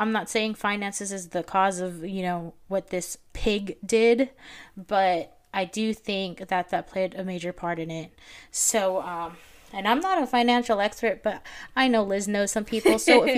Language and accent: English; Philippines; English is a second language; moved away; I'm from the Philippines